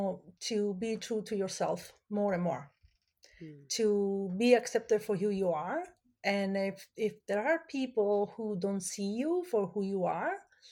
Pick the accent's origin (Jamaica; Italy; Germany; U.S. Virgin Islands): Italy; now in Canada; I grew up in Italy and my major is in fashion design.